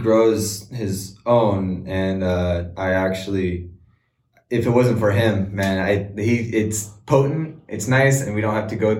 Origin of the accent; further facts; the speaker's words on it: Montebello, California, United States; also born or lived in Sicily; I'm originally from Southern California